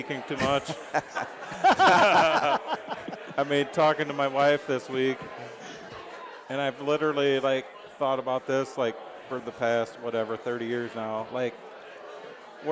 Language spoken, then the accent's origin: English; Rock Rapids, Iowa, United States; moved away; my hometown supported their team so much.